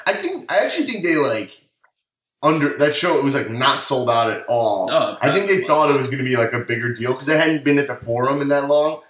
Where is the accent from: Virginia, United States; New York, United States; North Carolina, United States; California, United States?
New York, United States; Long Island; moved away as an adult; now in Los Angeles, United States; So I'm from Long Island, New York